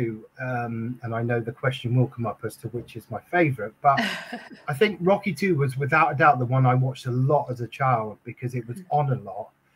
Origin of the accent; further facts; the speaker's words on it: United Kingdom; we're British. So, you know, we moan if it's bad weather.